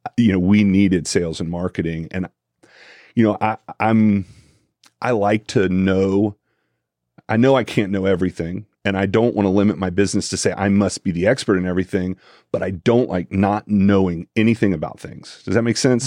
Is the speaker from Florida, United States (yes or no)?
yes; Tallahassee, Florida, United States; also born or lived in Jacksonville, Florida / Orlando, Florida / Ocala, Florida; I was born and raised in Tallahassee, Florida